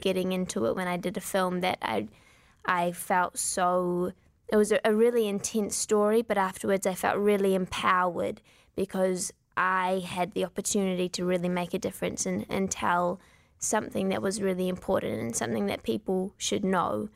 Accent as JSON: {"language": "English", "region": "Wellington", "country": "New Zealand", "accent": "New Zealand", "said": "We are from Wellington, which is the capital city"}